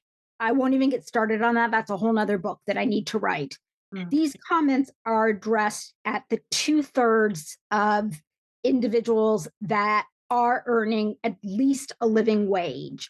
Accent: a small town in Indiana, United States; I had an American mom and we were living in a small town in Indiana

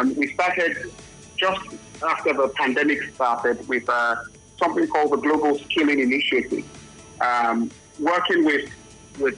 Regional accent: Nigeria; I'm Nigerian

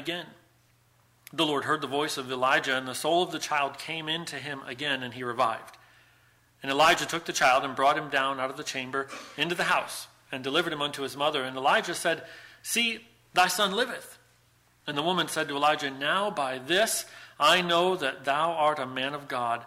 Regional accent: United States; moved away as an adult; also born or lived in Buffalo; now in Ireland; it will always be a shock to my system as an American to live in Ireland. I don't know if I'll ever be able to say Ireland is totally and fully home, because America is my home

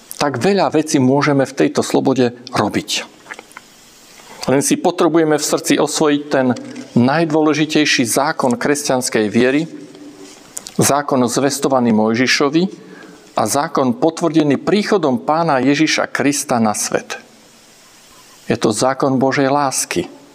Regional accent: Slovakia; doma v Československu

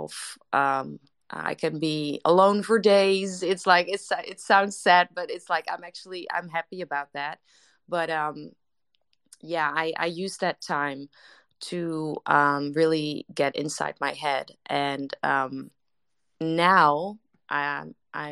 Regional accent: Netherlands; English is a second language; I'm Dutch to everybody here that's in the room right now, so English is not my first language

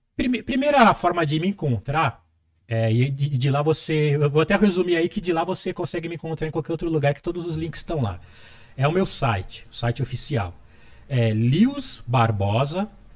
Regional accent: São Paulo, Brazil; first language Portuguese

